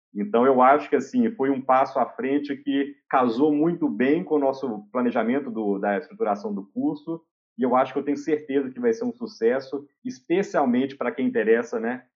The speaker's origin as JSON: {"language": "Portuguese", "town": "Oliveira", "region": "Minas Gerais", "country": "Brazil", "tie": "born or raised there", "moved": "yes", "said": "Nasci em Carmópolis, fui criado lá em Oliveira, a vida inteira na mesma casa"}